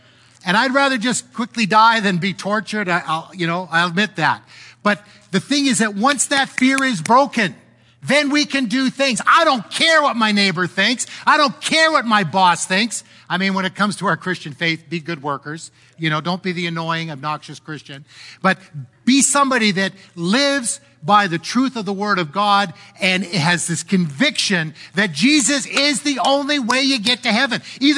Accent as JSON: {"language": "English", "country": "Canada", "said": "I'm disappointed as a Canadian how our government has handled this."}